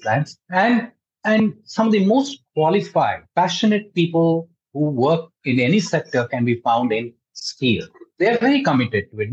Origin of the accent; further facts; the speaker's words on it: India; I'm an Indian